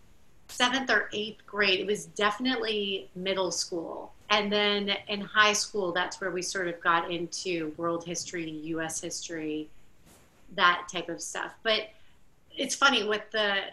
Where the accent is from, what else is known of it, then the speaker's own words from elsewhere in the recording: Miami, Florida, United States; moved away as an adult; now in New Orleans, United States; I grew up in Miami, Florida